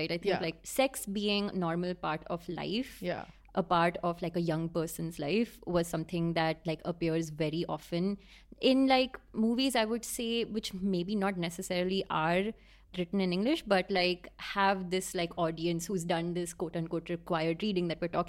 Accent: Pune, Maharashtra, India; I'm from Pune

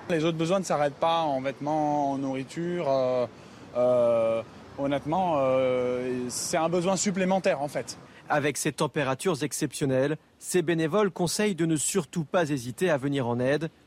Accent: Toulouse, Occitania, France; surtout pour fuir la chaleur de Toulouse parce qu'on est de Toulouse et du coup euh, ici il fait beaucoup plus frais avec le vent.

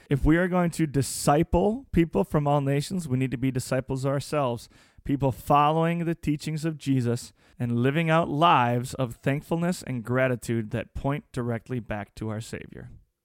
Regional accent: United States; As the American people

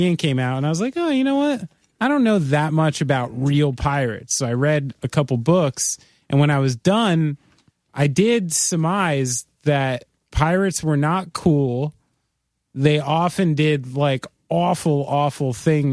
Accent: New Jersey, United States; New Jersey.

